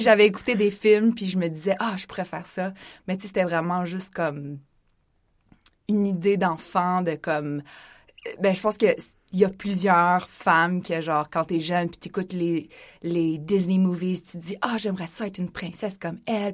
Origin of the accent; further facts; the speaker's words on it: Laurentides, Quebec, Canada; j'ai grandi dans les Laurentides